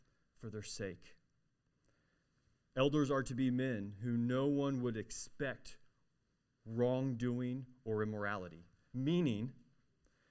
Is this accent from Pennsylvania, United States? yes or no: no; Arkansas, United States; I'm from Arkansas